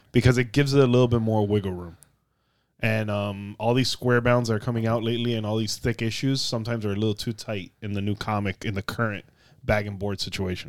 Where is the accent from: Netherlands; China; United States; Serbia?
United States; South Florida; we're from South Florida, and the heat here is dangerous